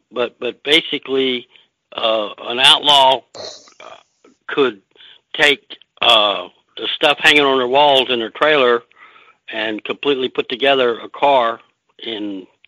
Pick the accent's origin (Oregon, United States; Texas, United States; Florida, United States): Texas, United States; now in Pennsylvania, United States; that's the reason I came from Texas, is because you can be central to many, many racetracks